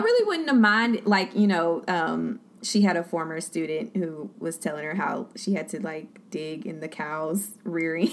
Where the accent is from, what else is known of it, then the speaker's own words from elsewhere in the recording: Beaumont, Texas, United States; also born or lived in Baton Rouge, Louisiana / Dallas, Texas; I'm from Beaumont, born and raised